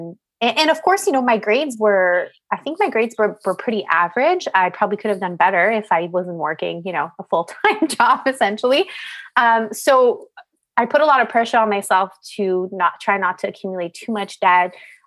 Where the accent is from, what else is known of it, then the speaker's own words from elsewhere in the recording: Montreal, Quebec, Canada; Like, I'm from Montreal. Like, why did I want to go to Bay Street?